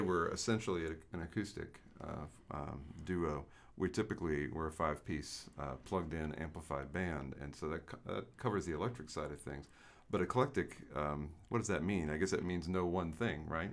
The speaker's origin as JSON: {"language": "English", "town": "Savannah", "region": "Georgia", "country": "United States", "tie": "born or raised there", "said": "my hometown, Savannah, Georgia"}